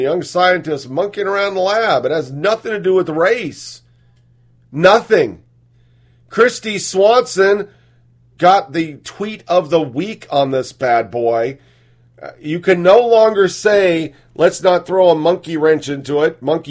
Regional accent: Chicago, Illinois, United States; But look, I come from Chicago.

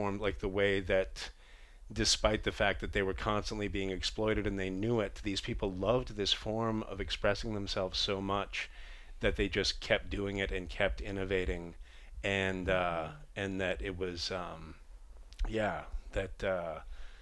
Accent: Boston, Massachusetts, United States; moved away; also born or lived in New York City; I come from Boston

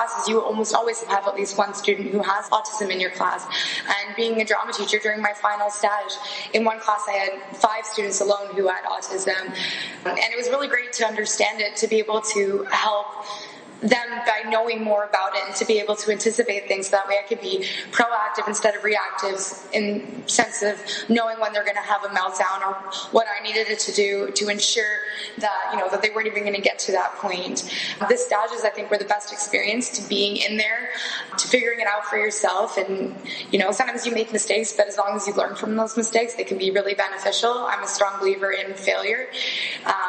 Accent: Ontario, Canada; moved away as an adult; I'm from Ontario

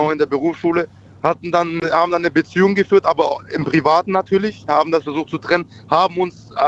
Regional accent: Schwäbisch Gmünd, Baden-Württemberg, Germany; Baden-Württemberg, um genauer zu sein, aus Schwäbisch Gmünd.

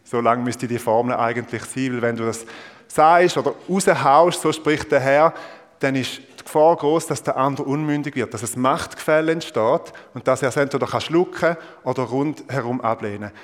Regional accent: Thurgau, Switzerland; Ich bin Ostschweizer. Ich bin Thurgauer. Und äh, ihr wisst vielleicht, der, der Kanton Thurgau nennt man auch Mostindien. Also, und ich bin nicht nur einfach dort geboren und aufgewachsen

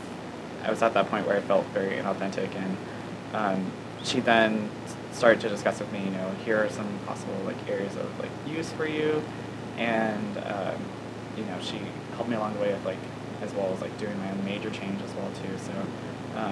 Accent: La Habra, California, United States; moved away as an adult; now in San Luis Obispo, United States; I'm from La Habra, California, which is down in Orange County

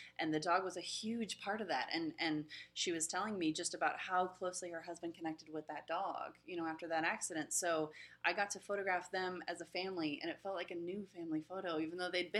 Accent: West Coast, United States; also born or lived in Pensacola, Florida; now in San Diego, United States; I'm from the West Coast originally

